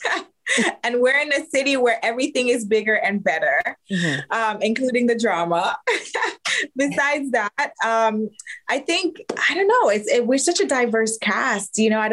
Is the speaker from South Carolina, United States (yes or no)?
no; Miami, Florida, United States; moved away; also born or lived in Jamaica; I grew up in Miami